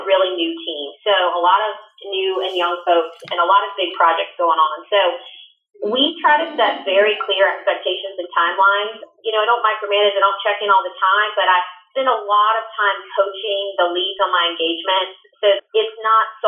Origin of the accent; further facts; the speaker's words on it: Winston-Salem, North Carolina, United States; I grew up in Winston-Salem and moved back about 7 years ago after being gone for a while, so it's still home.